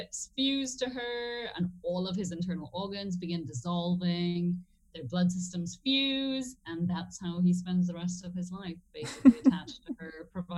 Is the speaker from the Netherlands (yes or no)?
no; Trinidad & Tobago; moved away as an adult; also born or lived in England; I grew up in Trinidad and Tobago